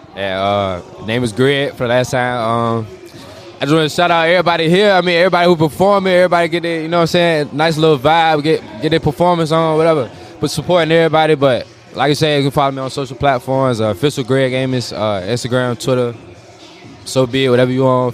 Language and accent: English; Portsmouth, Virginia, United States; I'm from Portsmouth